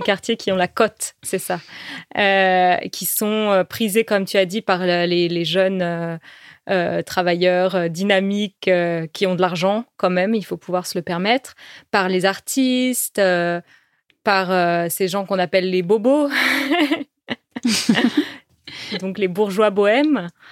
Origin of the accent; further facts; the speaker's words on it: France; also born or lived in Paris; chez nous, en France